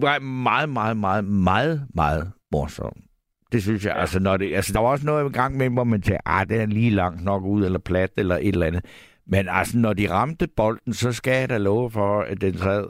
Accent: Funen, Southern Denmark, Denmark; Jeg kommer fra Fyn

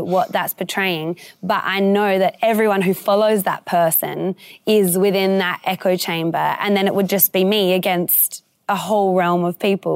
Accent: United Kingdom; now in Australia; I was actually born in the U K as well

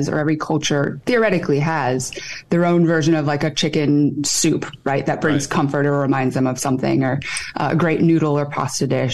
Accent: Michigan, United States; moved away as an adult; also born or lived in Seoul, South Korea / Chicago / Boston / Austin, Texas; now in Fairfield, United States; I was raised in Michigan, not by Korean people

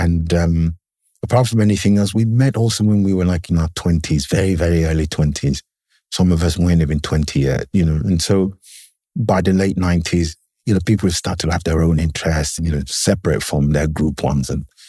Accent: England, United Kingdom; You know, growing up in England in the 70s had very specific historical resonances. One of which was that I was part of the first generation of people who were basically born in the country.

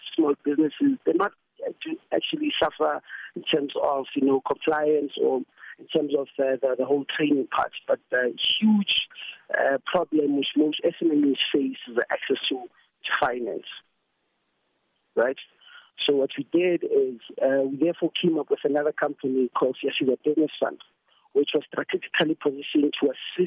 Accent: Vanderbijlpark, Gauteng, South Africa; I'm from Vanderbilt Park

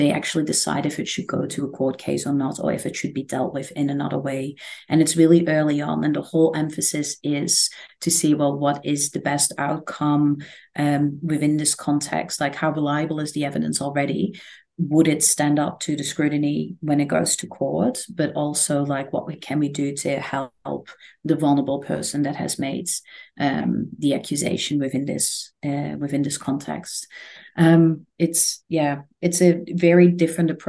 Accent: Netherlands; now in Australia; I'm originally from the Netherlands

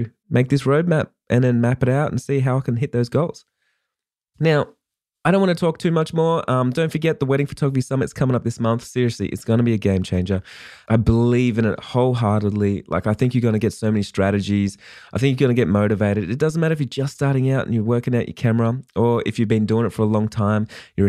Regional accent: Australia; I'm actually an Australian wedding photographer.

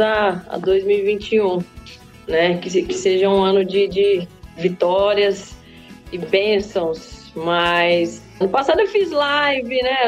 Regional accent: Cuiabá, Mato Grosso, Brazil; also born or lived in Anastácio, Mato Grosso do Sul; Passei minha infância num sítio, né? Fui criada num sítio, nasci em Cuiabá, na capital do Mato Grosso.

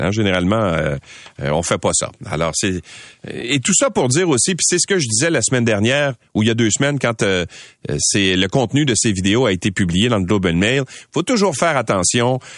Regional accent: Quebec, Canada; chez nous au Québec

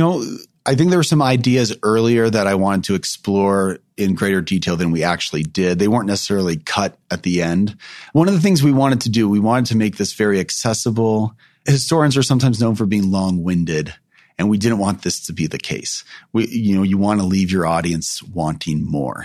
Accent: California, United States; I grew up in California.

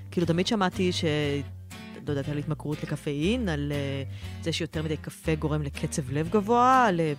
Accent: Tel Aviv, Tel Aviv District, Israel; אני אה, מתל אביב, עובדת בהייטק במייקרוסופט, אה, שני ילדים.

